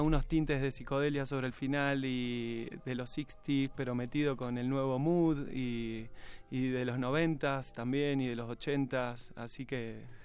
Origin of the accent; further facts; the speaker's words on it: Salto, Buenos Aires Province, Argentina; moved away as an adult; now in Buenos Aires, Argentina; Yo vivo en, Buenos Aires, pero soy de Salto. Nací en Salto y vivo en Buenos Aires hace como 17 años